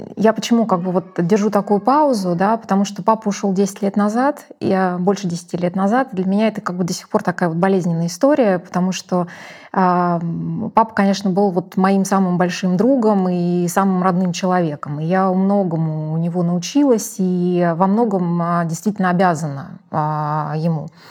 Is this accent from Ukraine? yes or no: yes; Ukraine; я росла э, в Украине